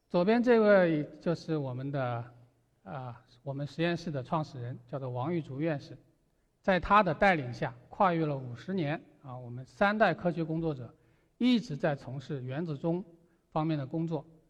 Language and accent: Chinese; China; 当时因为我们中国人走在了前面